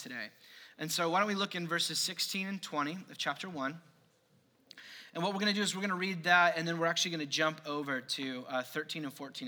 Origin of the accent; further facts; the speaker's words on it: United States; as an American Christian